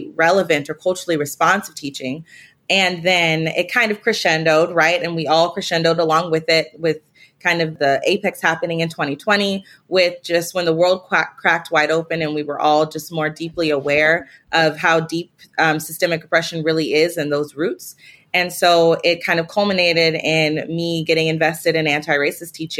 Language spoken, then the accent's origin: English; Spokane, Washington, United States; I'm from Spokane, Washington, small town